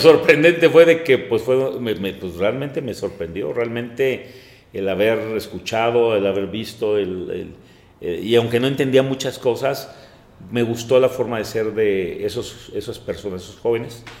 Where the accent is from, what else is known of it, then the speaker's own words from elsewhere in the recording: Mexico City, Mexico; now in Celaya, Mexico; soy originario de la Ciudad de México